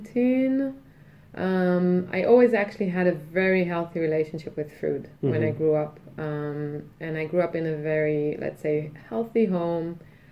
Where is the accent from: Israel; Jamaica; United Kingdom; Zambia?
Israel; In Israel.